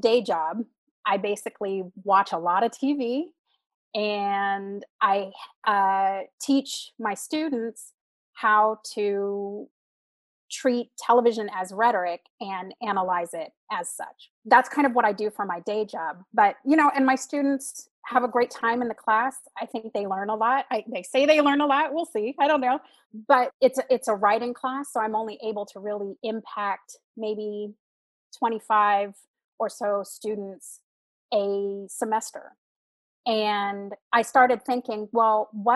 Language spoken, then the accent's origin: English; Sacramento, California, United States; also born or lived in Florida; I came back home to Sacramento